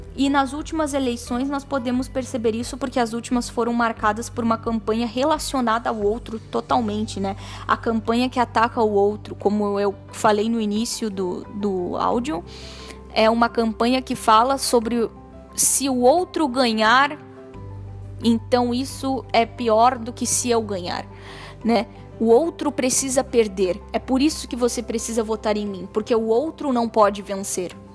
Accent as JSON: {"language": "Portuguese", "country": "Brazil", "said": "nós todos somos cidadãos dessa pátria, nós todos uh, somos brasileiros"}